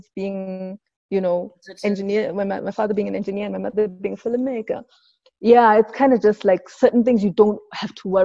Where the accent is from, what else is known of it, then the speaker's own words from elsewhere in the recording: Johannesburg, Gauteng, South Africa; also born or lived in Sebokeng; we moved from Sibugeng, but the real part of my childhood was in Lanesia South